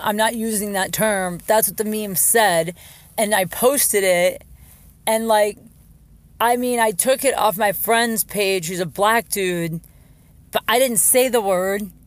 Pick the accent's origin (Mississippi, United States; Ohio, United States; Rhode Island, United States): Ohio, United States; Jackson Township; moved away; I'm in my hometown. Canton, Ohio. Technically, I'm not from Canton. I'm from a town called Jackson Township